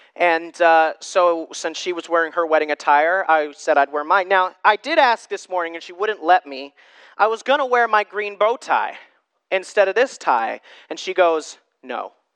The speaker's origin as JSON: {"language": "English", "country": "United States", "said": "I'm American"}